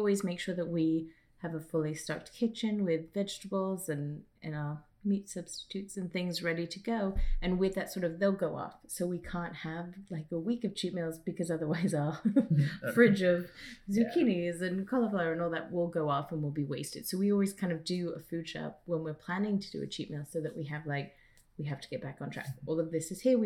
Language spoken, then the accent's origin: English; England, United Kingdom; moved away; us going back to England some years